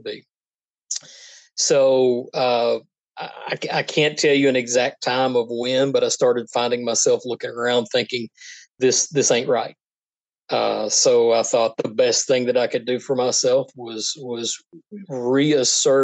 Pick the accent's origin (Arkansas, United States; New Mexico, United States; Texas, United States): Arkansas, United States; North Little Rock; I was raised around North Little Rock